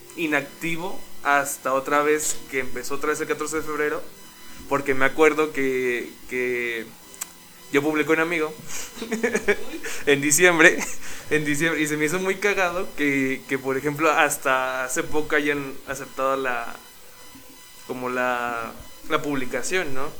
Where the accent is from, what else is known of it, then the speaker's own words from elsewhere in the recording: Mexico; todos somos, todos somos mexicanos